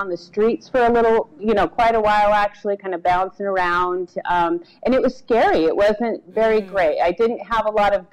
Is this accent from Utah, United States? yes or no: yes; Salt Lake City, Utah, United States; I was born in Salt Lake City, actually, and kind of bounced in and out of Utah most of my adolescent and young adult life